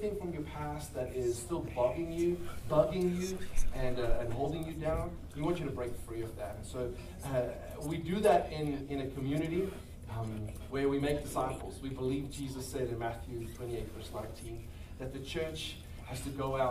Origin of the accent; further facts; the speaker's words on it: South Africa; moved away as an adult; now in Crowley, United States; We are from South Africa originally. Been here about 3 years.